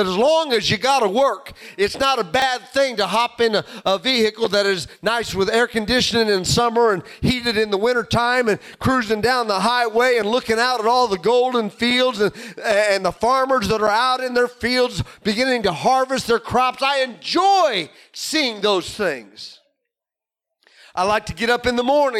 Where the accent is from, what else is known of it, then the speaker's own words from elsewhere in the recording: Illinois, United States; Growing up in Illinois